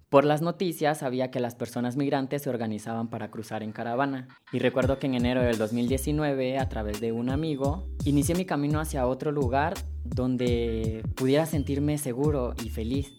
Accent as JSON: {"language": "Spanish", "country": "Honduras", "tie": "born or raised there", "moved": "as an adult", "lives_now": "Mexico", "said": "soy originario de Honduras, tengo 23 años"}